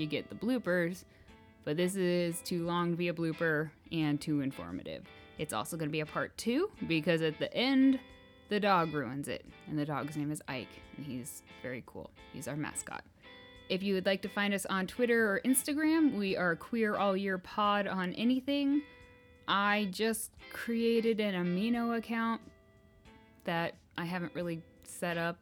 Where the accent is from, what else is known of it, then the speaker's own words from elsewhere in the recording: Kansas, United States; we're from Kansas